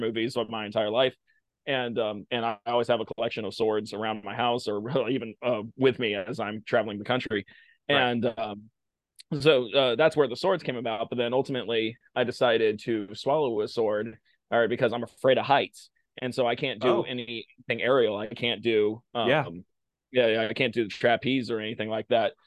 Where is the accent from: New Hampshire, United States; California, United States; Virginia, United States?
Virginia, United States; Blacksburg; I grew up in Blacksburg, Virginia